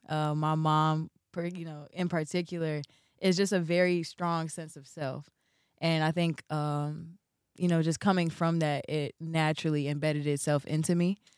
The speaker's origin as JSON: {"language": "English", "town": "Chicago", "region": "Illinois", "country": "United States", "tie": "born or raised there", "said": "be born and raised in Chicago, be a real Chicago baby"}